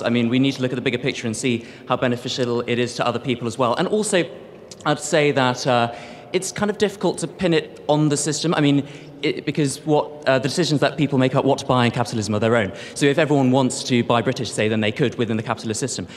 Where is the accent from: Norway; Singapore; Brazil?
Singapore; moved away; I grew up in Singapore.